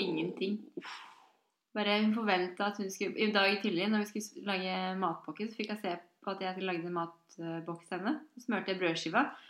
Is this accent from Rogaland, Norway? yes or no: no; Drammen, Buskerud, Norway; accent: Drammen dialect; moved away as an adult; also born or lived in Oslo; Jeg er jo fra Konnerud